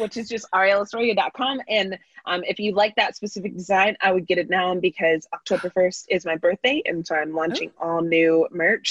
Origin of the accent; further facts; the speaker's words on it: Bay Area, California, United States; I grew up in the Bay Area